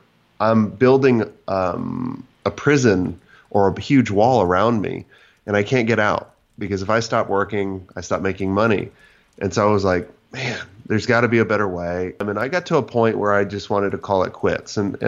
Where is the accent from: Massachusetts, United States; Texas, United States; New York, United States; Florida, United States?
Florida, United States; Yeah. So I grew up in Florida, and I went to Florida State